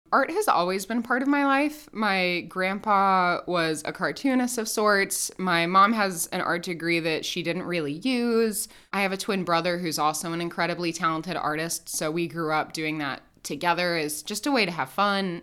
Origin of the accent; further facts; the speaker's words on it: Indianapolis, Indiana, United States; I grew up in Indianapolis